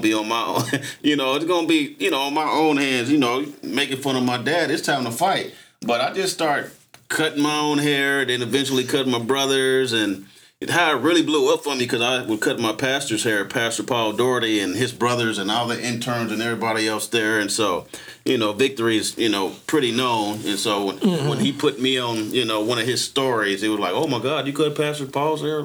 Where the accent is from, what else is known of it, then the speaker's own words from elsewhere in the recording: Tulsa, Oklahoma, United States; I was born on Black Wall Street